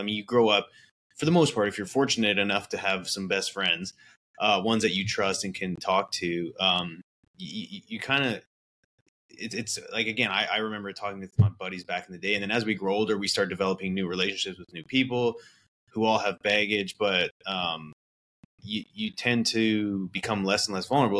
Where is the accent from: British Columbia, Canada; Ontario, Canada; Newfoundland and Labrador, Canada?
British Columbia, Canada; Vernon; also born or lived in Calgary, Alberta; I grew up in Vernon, British Columbia, which is a small town